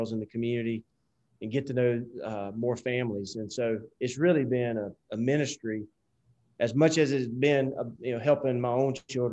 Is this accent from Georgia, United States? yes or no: yes; South Georgia, United States; accent: Southern; moved away as an adult; also born or lived in Fort Worth, Texas / Nashville, Tennessee; I grew up in South Georgia. You probably can't tell from my accent that I grew up in the South